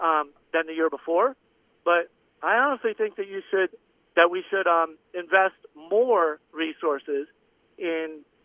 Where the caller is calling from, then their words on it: Florida Keys, Florida, United States; Florida Keys.